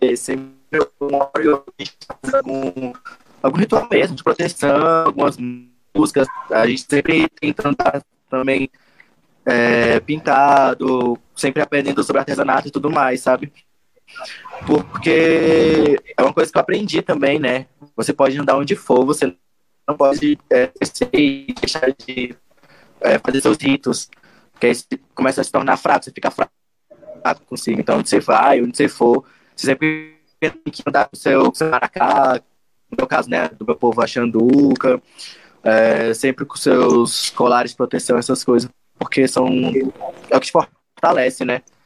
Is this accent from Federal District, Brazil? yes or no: yes; Brasília, Federal District, Brazil; eu nasci em Brasília, dentro do santuário, né, na comunidade do Santuário Sagrados Pajés